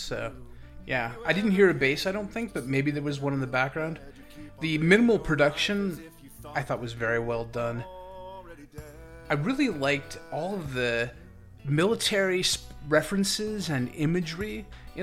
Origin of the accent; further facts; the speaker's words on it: Olympia, Washington, United States; I grew up in Olympia, Washington